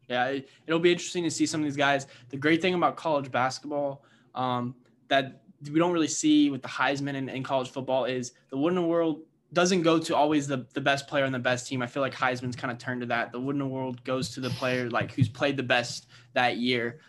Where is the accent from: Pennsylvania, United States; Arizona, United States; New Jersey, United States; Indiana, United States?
Indiana, United States; I'm from Indiana